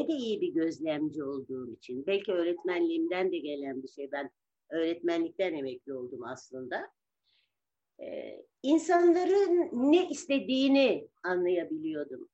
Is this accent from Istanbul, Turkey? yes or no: yes; Istanbul, Turkey; also born or lived in Kınalıada; Ya ben de Arta da Burgazlıydık. Biz Burgaz'da büyüdük.